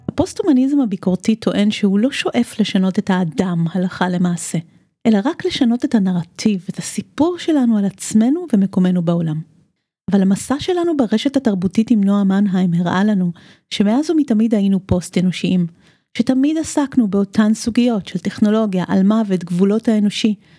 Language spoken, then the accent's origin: Hebrew; Romania; moved away; אני גדלתי בשנות ה-70 ברומניה